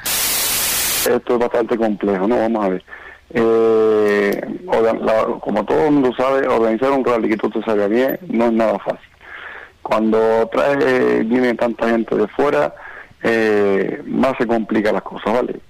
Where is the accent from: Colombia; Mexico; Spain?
Spain; Moya, Canary Islands; now in Lanzarote, Spain; soy de Moya